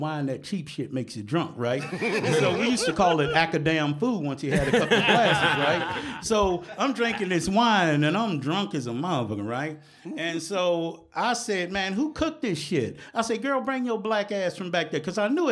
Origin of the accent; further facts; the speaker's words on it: the South, United States; moved away; I grew up in the South, right? And I grew up in the sticks, in the country